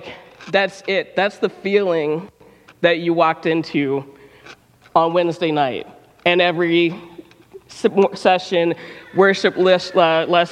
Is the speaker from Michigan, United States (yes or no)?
yes; Detroit, Michigan, United States; moved away as an adult; now in Ann Arbor, United States; I'm from Detroit, born and raised.